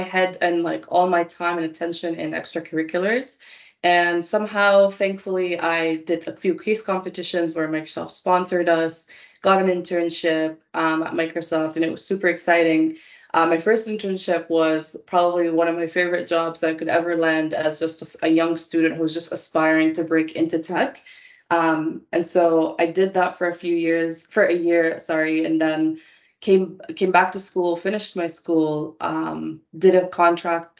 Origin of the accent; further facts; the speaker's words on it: Dubai, United Arab Emirates; moved away; also born or lived in Canada; I was born and raised in Dubai for most of my life before we immigrated to Canada